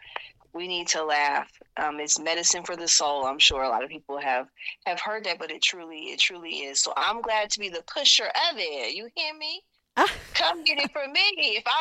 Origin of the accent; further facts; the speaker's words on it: California, United States; moved away as an adult; also born or lived in Georgia; now in Utah, United States; I'm from California, lived there all my life.